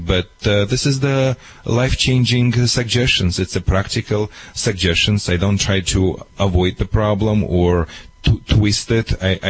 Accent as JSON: {"language": "English", "region": "Michigan", "country": "United States", "second_language": "English", "moved": "as an adult", "lives_now": "California, United States", "said": "when I moved to California from Michigan"}